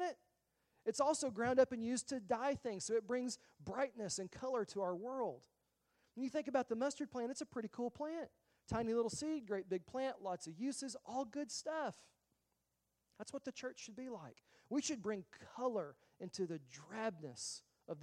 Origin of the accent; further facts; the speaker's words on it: the South, United States; I grew up in the South.